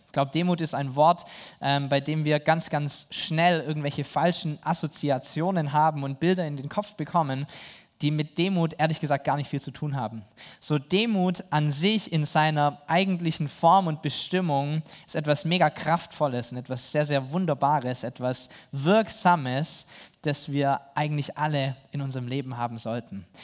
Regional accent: Germany

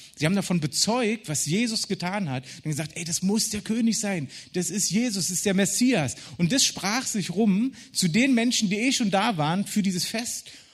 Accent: Berlin, Germany; Ich als Berliner

